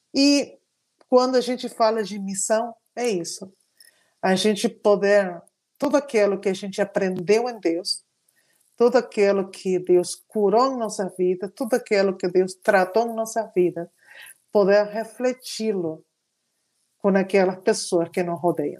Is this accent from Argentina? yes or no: yes; Argentina; Portuguese is a second language; now in São Paulo, Brazil; eu sou argentina